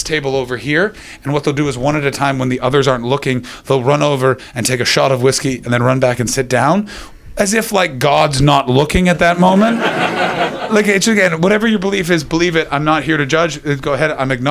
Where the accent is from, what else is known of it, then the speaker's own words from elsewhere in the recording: Canada; moved away; I'm from Canada